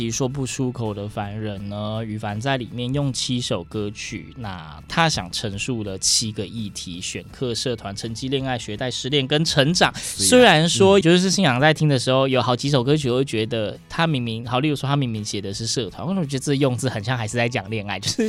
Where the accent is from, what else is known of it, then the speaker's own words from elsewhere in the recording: Yilan County, Taiwan; 我是宜兰人啊